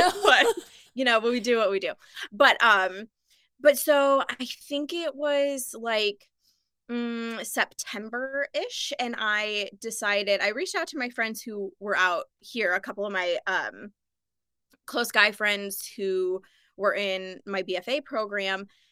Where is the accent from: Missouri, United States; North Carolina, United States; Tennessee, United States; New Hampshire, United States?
Missouri, United States; St. Louis; now in Los Angeles, United States; growing up in Missouri